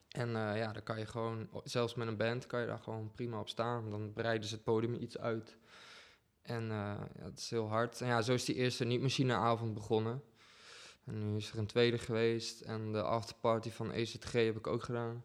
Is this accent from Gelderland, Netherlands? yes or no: no; Deventer, Overijssel, Netherlands; moved away as an adult; now in Utrecht, Netherlands; ik kom oorspronkelijk uit Deventer en ik woon hier nu dik zeven jaar